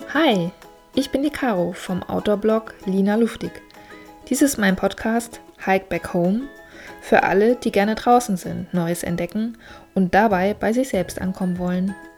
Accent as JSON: {"language": "German", "region": "Northern Germany", "country": "Germany", "moved": "as an adult", "lives_now": "Munich, Germany", "said": "als Nordlicht"}